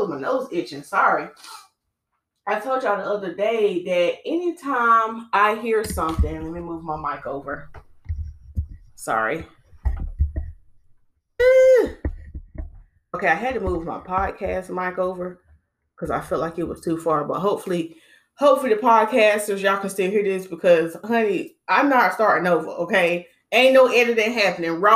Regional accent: Winston-Salem, North Carolina, United States; moved away; I went to my hometown. I'm originally from Winston-Salem. I went to my hometown this weekend to visit my family

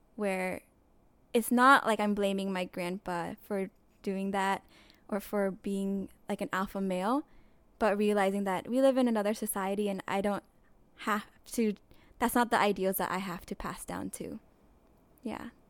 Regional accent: United States; growing up in America

